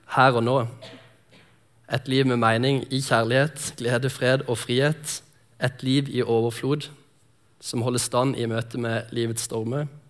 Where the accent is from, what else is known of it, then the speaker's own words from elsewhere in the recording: Lindesnes, Agder, Norway; moved away; also born or lived in Sotra; jeg kommer fra Lindesnes, som er nede på Sørlandet